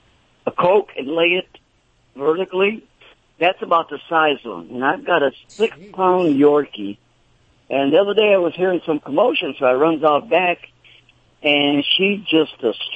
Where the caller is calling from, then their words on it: Phoenix, Arizona, United States; I'm calling from Phoenix, Arizona.